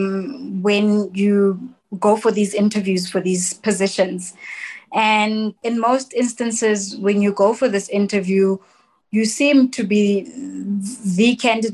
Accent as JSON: {"language": "English", "town": "Soweto", "region": "Gauteng", "country": "South Africa", "tie": "born or raised there", "said": "I grew up in Soweto"}